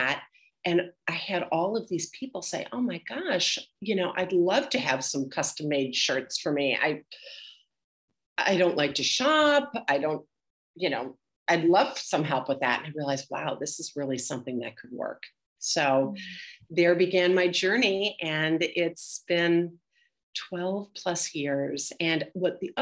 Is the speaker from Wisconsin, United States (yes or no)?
yes; Milwaukee, Wisconsin, United States; moved away as an adult; also born or lived in Madison, Wisconsin; now in Boston, United States; I grew up in Milwaukee, Wisconsin.